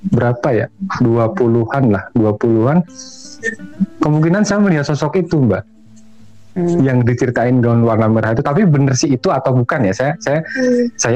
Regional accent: Semarang, Central Java, Indonesia; saya tinggal di sebuah rumah punya bapak saya itu kebetulan rumah tinggalan Belanda gitu pavilion

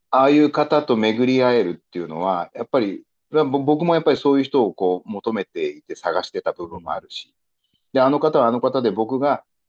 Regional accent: Okinawa, Japan; moved away as an adult; also born or lived in Miyako Island; now in Tokyo, Japan; 沖縄に生まれ育った

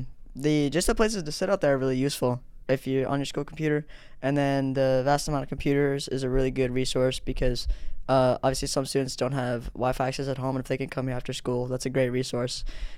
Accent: Denver, Colorado, United States; moved away; And I grew up in Denver

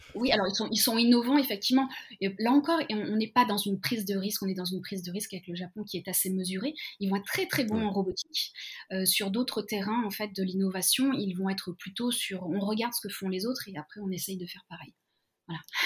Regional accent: Lyon, Auvergne-Rhône-Alpes, France; moved away as an adult; now in Tokyo, Japan; je viens je viens de Lyon

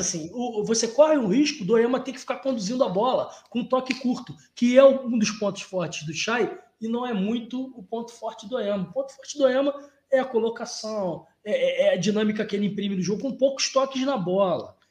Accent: Rio de Janeiro, Brazil; eu sou carioca, né, cara? Eu, eu ah. nasci numa maternidade em Cascadura. Fui criado ali entre Oswaldo Cruz e Jacarepaguá

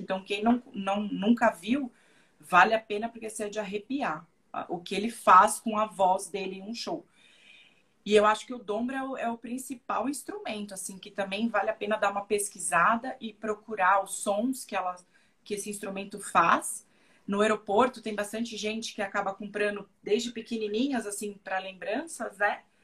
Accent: São Paulo, Brazil; moved away as an adult; now in Kazakhstan; eu que sou de São Paulo

